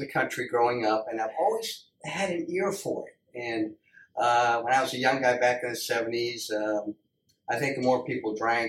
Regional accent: Ireland; Being from Ireland, I have that natural ear for my home country coming from Ireland.

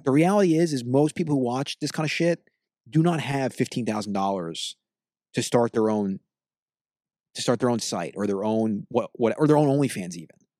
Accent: United States; we're two American pig people

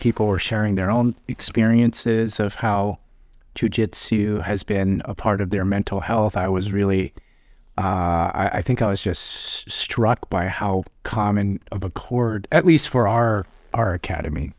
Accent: Seattle, Washington, United States; I grew up in South Seattle, uh, and I graduated from Rainier Beach High School

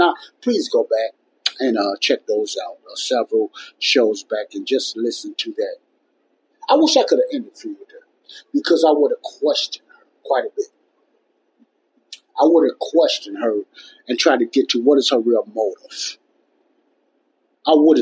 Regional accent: Chicago, Illinois, United States; my hometown of Chicago, Illinois

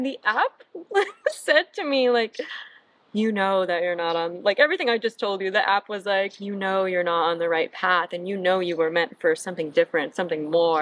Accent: Michigan, United States; moved away as an adult; also born or lived in East Coast; now in Santa Monica, United States; I am from Michigan. I grew up, born and raised in Michigan

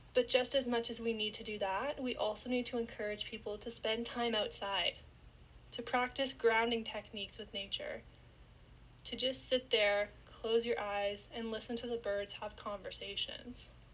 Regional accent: Niagara Falls, Ontario, Canada; I was born and raised in Niagara Falls, Canada

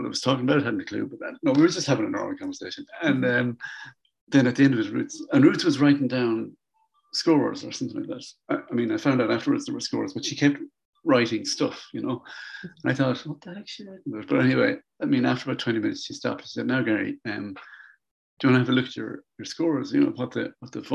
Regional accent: Ireland; I'm from Ireland

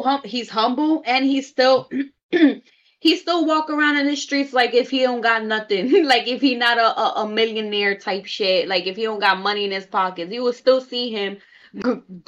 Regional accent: New York City, New York, United States; I'm from the Bronx too

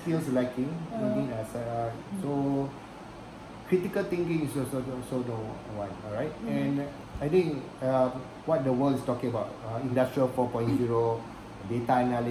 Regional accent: Singapore; we are from Singapore

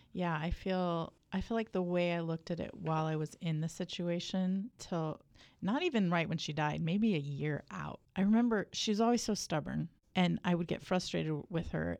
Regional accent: United States; I'm from the South Valley

